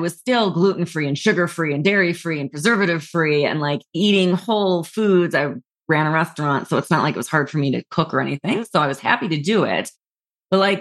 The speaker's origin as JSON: {"language": "English", "town": "New York City", "region": "New York", "country": "United States", "also_born_or_lived": "Los Angeles", "moved": "yes", "said": "I was from New York City"}